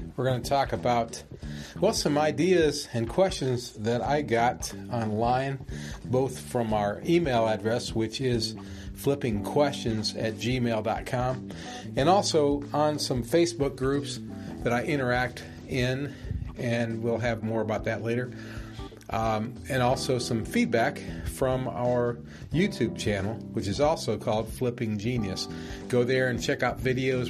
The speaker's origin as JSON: {"language": "English", "region": "Alabama", "country": "United States", "tie": "born or raised there", "said": "my home state, Alabama"}